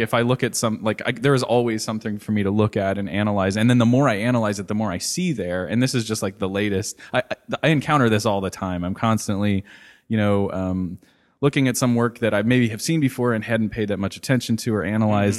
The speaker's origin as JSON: {"language": "English", "town": "Cincinnati", "region": "Ohio", "country": "United States", "tie": "born or raised there", "said": "I grew up in Cincinnati"}